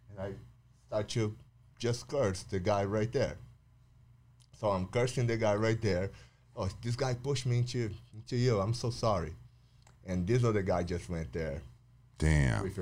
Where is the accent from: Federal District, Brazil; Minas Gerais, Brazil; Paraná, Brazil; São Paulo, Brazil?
São Paulo, Brazil; Then I got back to Sao Paulo. So I, I grew up in Sao Paulo, uh, living two houses in Sao Paulo, so mostly the same neighborhood.